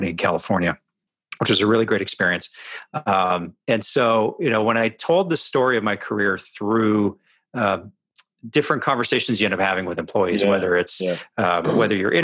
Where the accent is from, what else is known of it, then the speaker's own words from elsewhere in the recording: Edmonton, Alberta, Canada; I grew up in Canada, not far from the Montana border. So those that kind of know the geography of North America, in Edmonton, Alberta.